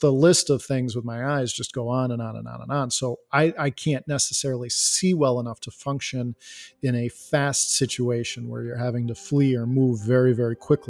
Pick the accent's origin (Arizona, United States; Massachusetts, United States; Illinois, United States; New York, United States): Illinois, United States; Elgin